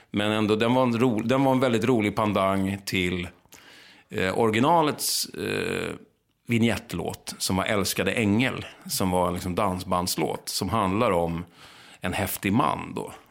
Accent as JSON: {"language": "Swedish", "town": "Lidingö", "region": "Stockholm County", "country": "Sweden", "tie": "born or raised there", "accent": "Lidingö", "said": "Jag var från Lidingö, lite så här övre medelklassunge."}